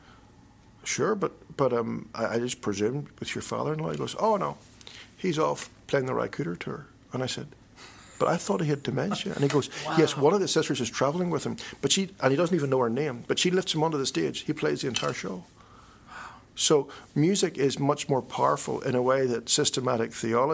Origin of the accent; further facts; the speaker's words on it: Northern Ireland, United Kingdom; I'm a Northern Irish Presbyterian